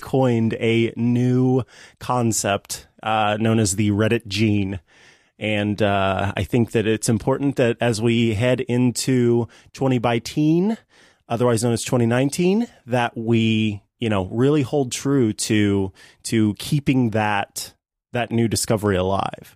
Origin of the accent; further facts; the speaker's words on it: St. Joseph, Missouri, United States; Saint Joseph, Missouri, my hometown